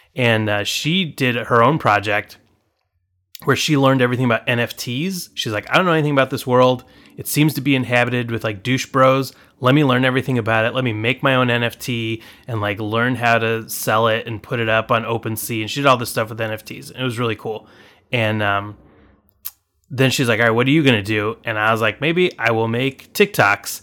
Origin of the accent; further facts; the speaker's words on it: Anaheim, California, United States; moved away as an adult; also born or lived in Illinois; now in Chicago, United States; I grew up in Anaheim, California.